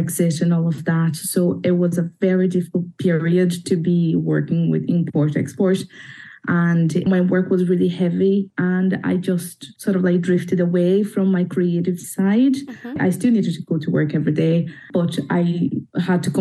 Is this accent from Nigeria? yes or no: no; Brazil; moved away as an adult; now in Belfast, United Kingdom; I am 31. I'm from Brazil.